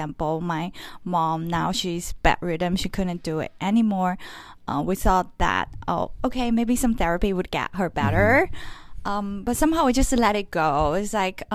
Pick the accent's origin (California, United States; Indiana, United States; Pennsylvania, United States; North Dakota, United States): California, United States; Los Angeles; I come from Los Angeles. I'm a Taiwanese-American artist, but I also have Vietnamese and French family culture background